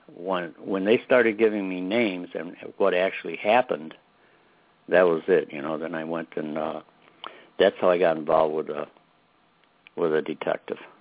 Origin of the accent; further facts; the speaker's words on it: Chicago, Illinois, United States; I was raised in Brighton Park